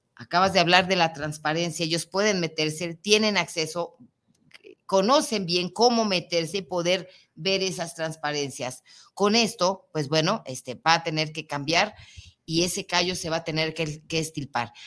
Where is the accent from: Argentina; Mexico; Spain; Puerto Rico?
Mexico; nosotros como mexicanos